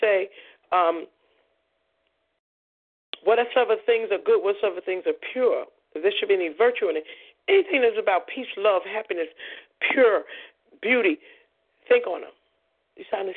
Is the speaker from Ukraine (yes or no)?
no; New York City, New York, United States; I was born and raised in Coney Island